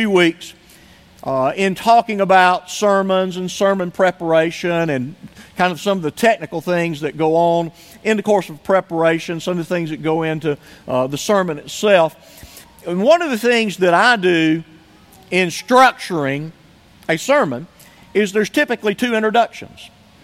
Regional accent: United States; as an American

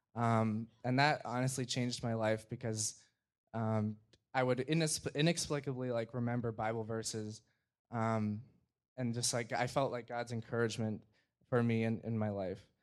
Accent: Gurnee, Illinois, United States; I'm from Gurnee, Illinois

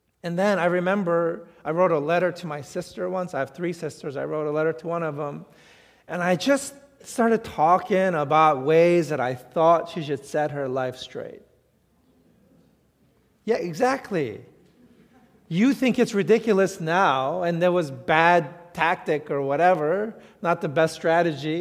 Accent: New York City, New York, United States; I grew up in New York City.

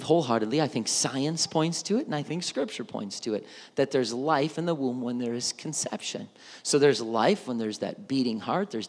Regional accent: Milwaukee, Wisconsin, United States; growing up in Milwaukee, Wisconsin

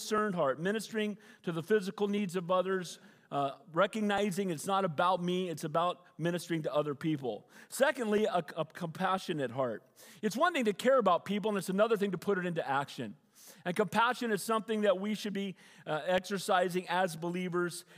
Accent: Santa Cruz, California, United States; I grew up in Santa Cruz

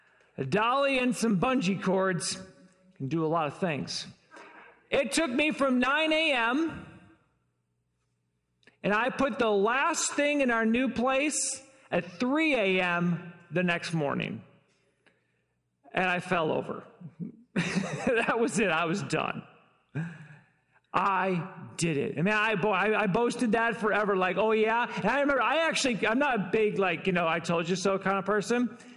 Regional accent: Detroit, Michigan, United States; also born or lived in Chicago / Los Angeles; now in Fort Wayne, United States; Been in Fort Wayne only about 6 years. We moved here from Chicago. We moved to Chicago from Los Angeles, and I'm originally from Detroit. We've been all over.

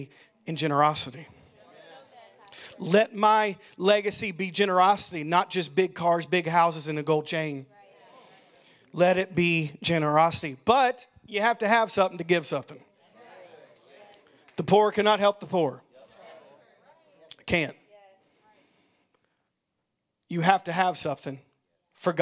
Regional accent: United States; I'm pure American.

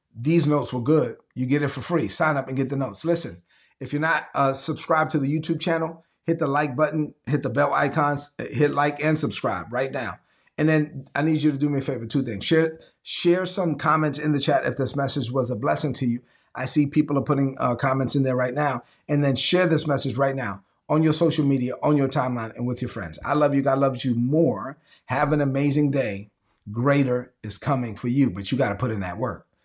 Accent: New York City, New York, United States; When I was growing up in Brooklyn, I'm Dominican. I'm the first of my family born in, in this country

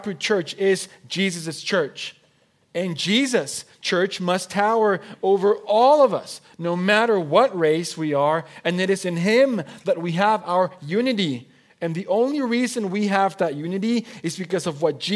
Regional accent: Mexico; first language Spanish; English is a second language; moved away as an adult; also born or lived in Oregon, United States; now in United States; I was born and I was raised in Mexico. I'm a Mexican citizen by birth. My first language is Spanish.

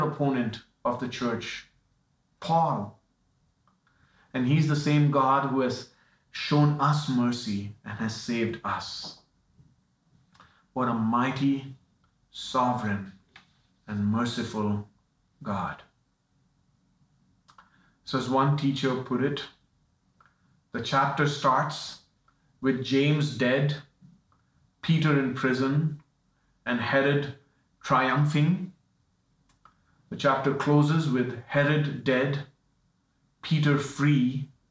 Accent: India; moved away; I'm from India

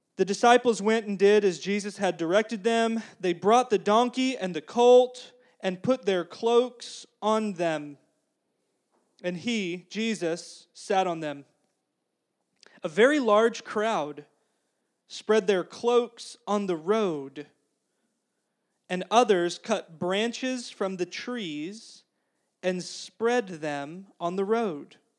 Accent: United States; also born or lived in Russia; I'm an American

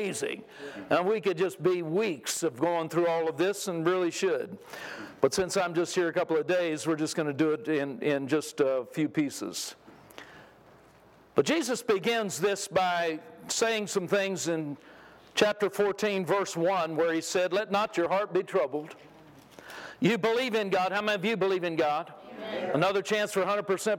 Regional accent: California, United States; now in Texas, United States; I moved to Texas a long time ago. I grew up in California

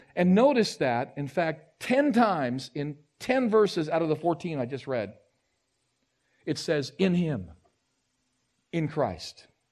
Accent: United States; I'm an American

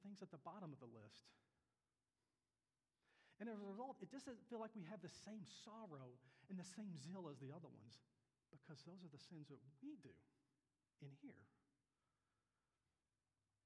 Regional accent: Kentucky, United States; moved away; I was very lucky to grow up in the family I grew up in the church I grew up in back in Kentucky

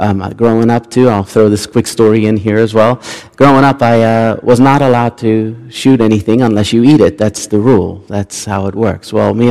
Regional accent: South Africa; I grew up in South Africa. That's where my family is from. We've been there for a very, very long time.

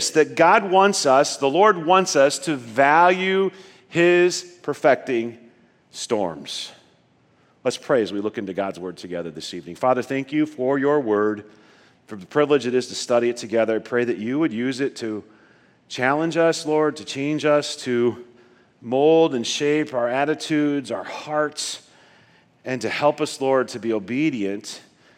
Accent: Nebraska, United States; As a young person growing up in Nebraska, we were kind of the family that really liked storms

